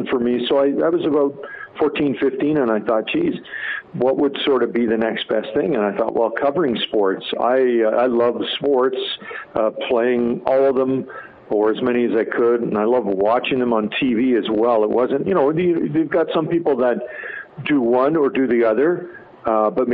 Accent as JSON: {"language": "English", "town": "Edmonton", "region": "Alberta", "country": "Canada", "tie": "born or raised there", "said": "I'm born and raised in Edmonton"}